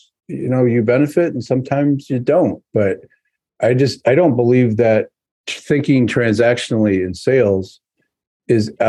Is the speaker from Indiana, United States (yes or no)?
no; New York, United States; I'm a New Yorker at heart